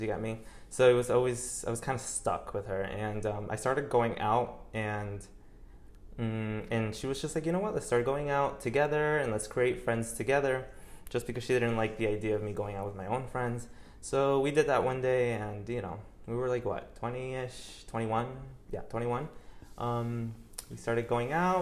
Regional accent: New York, United States; moved away as an adult; also born or lived in Colombia (ancestry); now in Miami, United States; I was born and raised in New York. Uh, I, I was there until I was probably 23, 24, until I moved here

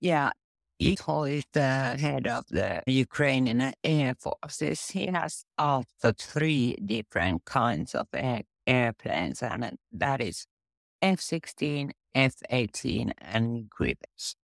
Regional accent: Finland; I'm from Finland

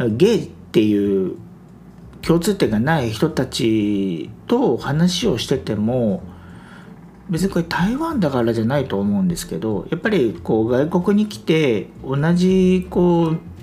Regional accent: Japan; now in Taiwan; 多分日本にいないからだとは思うんですけど

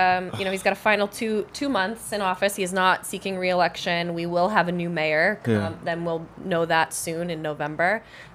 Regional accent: Maine, United States; also born or lived in Boston; now in Haverhill, United States; I live in Haverhill. I grew up in Maine. I met my husband when I was living in Boston

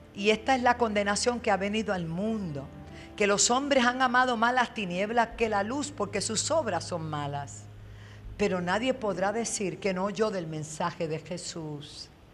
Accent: Bayamón, Puerto Rico; also born or lived in New York; now in Toa Alta, Puerto Rico; yo nací en Nueva York, me crié en Bayamón y me sembraron en el barrio Piña de Toalta

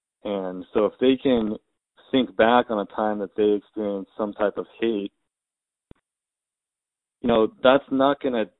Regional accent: United States; my experience being Japanese American is much different than someone who is black in America.

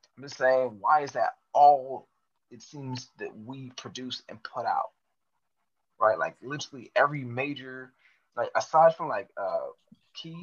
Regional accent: El Paso, Texas, United States; I grew up in El Paso, Texas

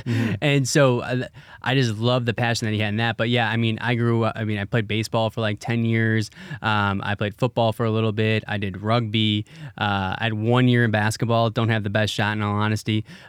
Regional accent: Wisconsin, United States; So I grew up in Wisconsin.

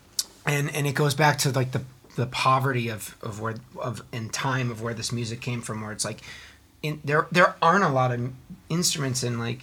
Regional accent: Connecticut, United States; moved away as an adult; now in Spain; I identify as, like, Irish-American, as most Connecticut people are

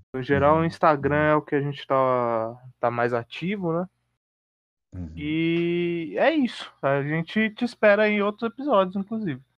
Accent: Mauá, São Paulo, Brazil; also born or lived in Santo André; nasci em Mauá e em Santo André desde sempre

